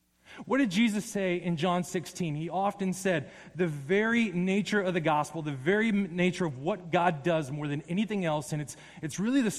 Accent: Las Vegas, Nevada, United States; I'm from Las Vegas

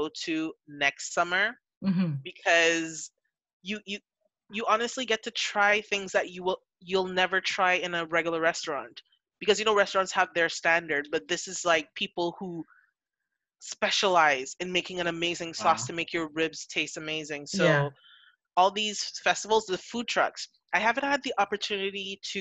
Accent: Trinidad & Tobago; also born or lived in Montreal area, Canada; now in Montreal, Canada; I'm from Trinidad.

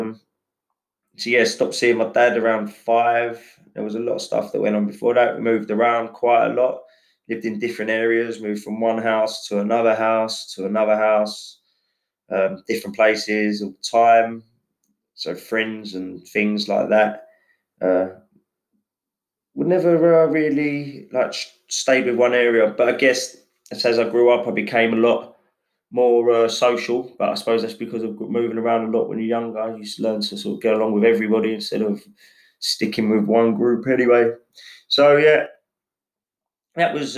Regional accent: Enfield, London, United Kingdom; I was born in Enfield Chase Farm

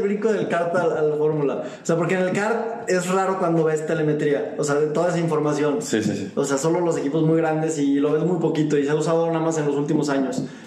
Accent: Mexico; siendo mexicano

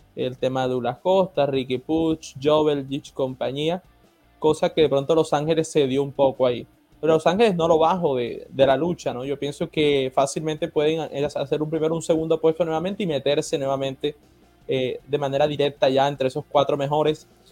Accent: Colombia; la sangre colombiana

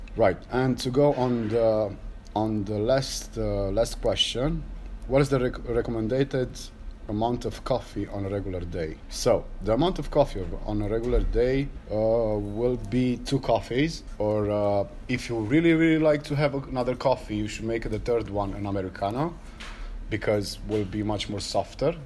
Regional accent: Cluj-Napoca, Cluj County, Romania; I'm from Cluj, Romania

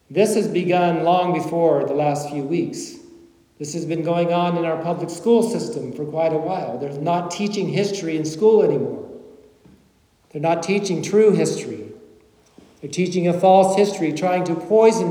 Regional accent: Kentucky, United States; when I was a little boy growing up in Kentucky

